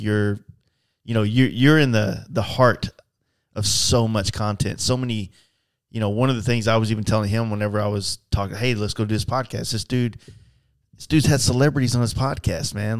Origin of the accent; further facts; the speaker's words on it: Texas, United States; I'm a biker from Texas